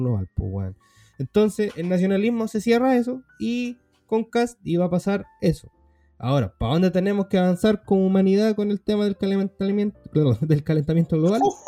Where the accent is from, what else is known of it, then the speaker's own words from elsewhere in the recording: Chile; chilenos éramos